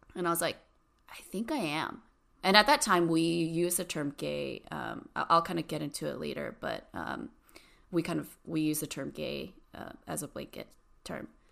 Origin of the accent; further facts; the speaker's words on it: Cerritos, California, United States; now in San Francisco, United States; I grew up in a really small, like, Asian community, um, like, near Long Beach. It's called Cerritos.